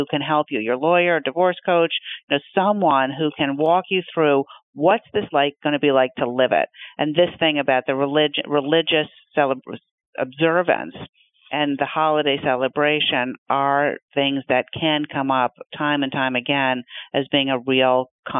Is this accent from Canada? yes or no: yes; Canada; now in United States; I'm Canadian, but I still want to celebrate Thanksgiving because my kids are American